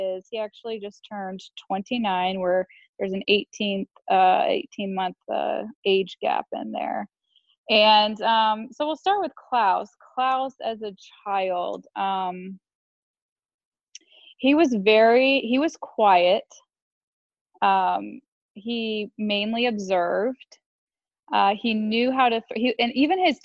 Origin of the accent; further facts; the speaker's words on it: West Palm Beach, Florida, United States; I was born January 7th, 1989, and I was born in West Palm Beach, Florida